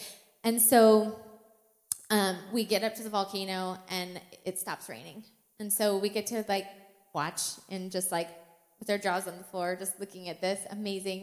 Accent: Washington, United States; also born or lived in California; we're from Washington

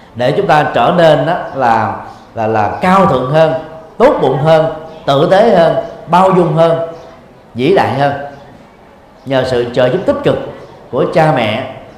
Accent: Vietnam; Việt Nam mình

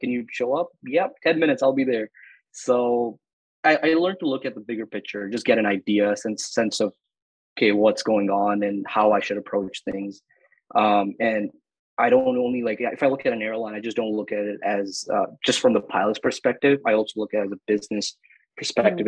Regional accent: Dubai, United Arab Emirates; moved away as an adult; also born or lived in Northern Canada; now in Canada; I was born and raised in Dubai

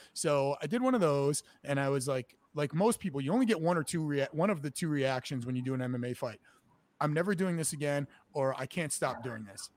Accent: New Haven, Connecticut, United States; now in Boston, United States; I'm from Connecticut, actually. I'm from uh, New Haven, and I grew up a wrestler.

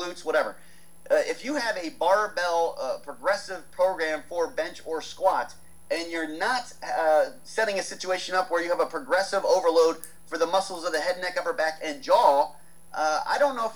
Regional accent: United States; I'm American

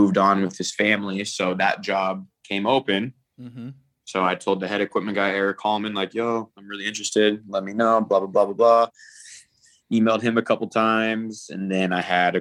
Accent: Portland, Oregon, United States; growing up in Portland, I always, wanted to work for the Blazers

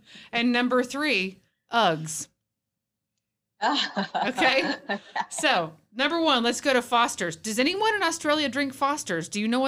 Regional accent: Texas, United States; as a Texan

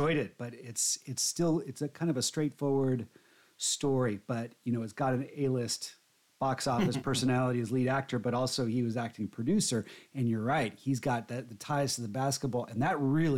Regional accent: Southern California, United States; moved away; I grew up in Southern California.

